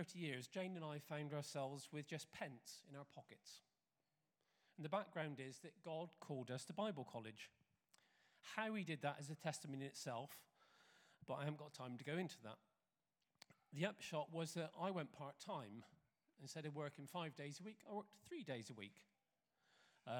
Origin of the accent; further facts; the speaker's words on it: United Kingdom; being British